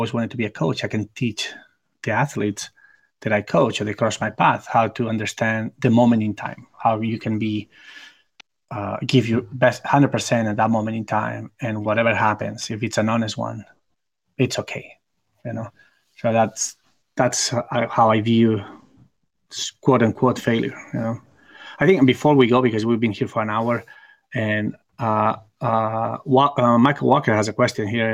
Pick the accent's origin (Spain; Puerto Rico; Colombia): Spain; Barcelona, Catalonia; my hometown in Barcelona